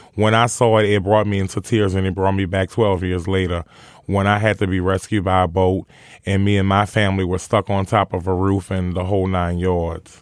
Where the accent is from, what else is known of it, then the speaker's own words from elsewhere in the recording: New Orleans, Louisiana, United States; growing up in New Orleans and growing up around poverty and drugs and killings